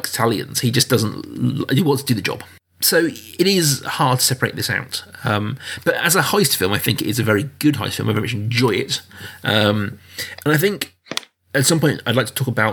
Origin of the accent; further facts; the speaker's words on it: United Kingdom; as a Brit